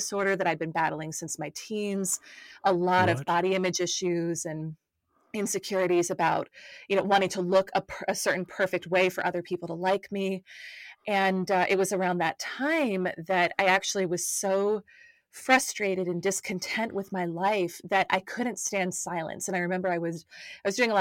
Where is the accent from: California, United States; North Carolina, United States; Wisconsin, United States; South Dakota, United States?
North Carolina, United States; moved away as an adult; now in Atlanta, United States; I'm over in the United States, was born and raised in North Carolina